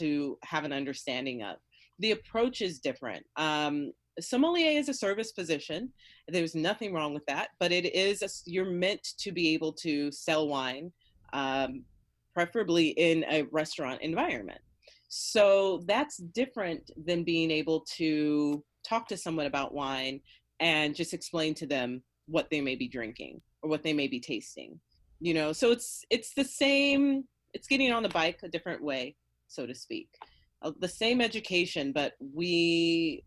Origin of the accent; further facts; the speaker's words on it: Fresno, California, United States; I'm from Fresno